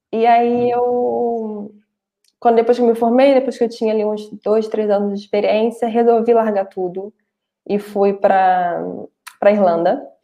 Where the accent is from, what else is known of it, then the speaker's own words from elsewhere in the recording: Rio de Janeiro, Brazil; moved away as an adult; now in Portugal; sou do Rio de Janeiro, estudei na Rural também, ali como, como o Will também. É, e que mais? E vim para cá faz cerca de. Eu tô aqui em Portugal faz cerca de quatro anos.